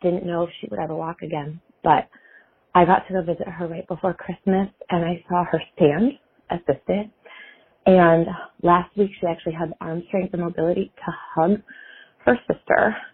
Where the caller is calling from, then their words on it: San Diego, California, United States; I'm calling from San Diego.